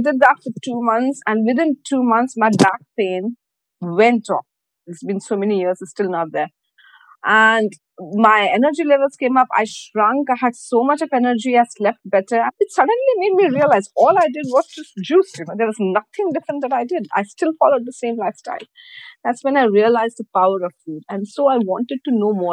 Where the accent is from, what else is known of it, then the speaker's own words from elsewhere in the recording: Mumbai, Maharashtra, India; moved away as an adult; now in Dubai, United Arab Emirates; I'm from Mumbai. So I was hired straight from Mumbai over here. So that's how I came to Dubai